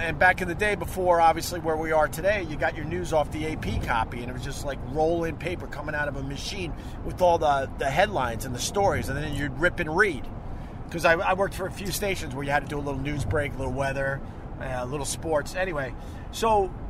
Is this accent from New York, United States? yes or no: yes; New York, United States; accent: Long Island; And slowly but surely, I learned how to get rid of my Long Island accent and pronounce words, you know, better.